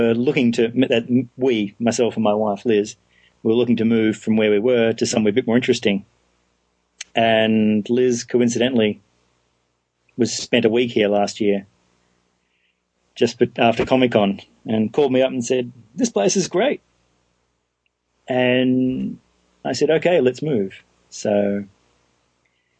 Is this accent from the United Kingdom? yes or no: no; Melbourne, Victoria, Australia; now in Portland, United States; I grew up in Melbourne, which is the home of real beer